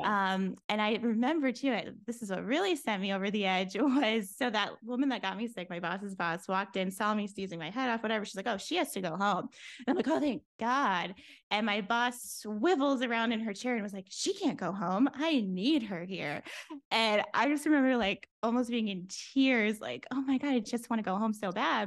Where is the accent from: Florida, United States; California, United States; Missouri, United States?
Florida, United States; moved away as an adult; also born or lived in New York City; I grew up in Florida, so moving to New York City